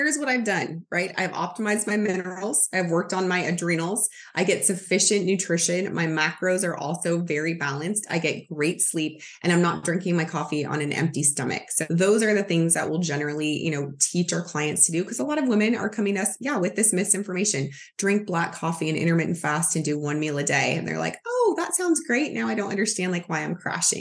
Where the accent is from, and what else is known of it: United States